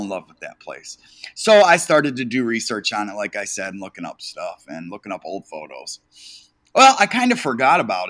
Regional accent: Detroit, Michigan, United States; I am from Detroit, Michigan

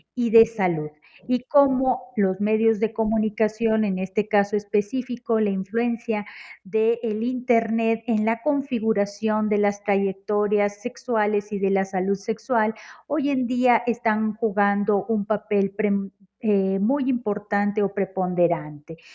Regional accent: Monterrey, Nuevo León, Mexico; now in Mexico City, Mexico; soy originaria de Monterrey, Nuevo León y actualmente me encuentro radicando en la Ciudad de México

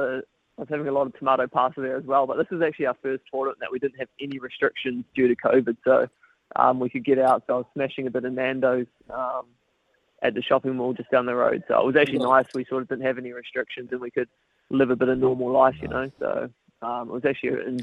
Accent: New Zealand; growing up in New Zealand

